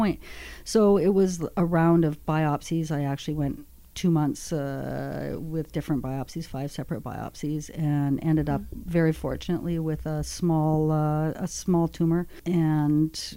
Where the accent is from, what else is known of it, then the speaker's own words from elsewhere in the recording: Northwestern Ontario, Canada; I'm from Northwestern Ontario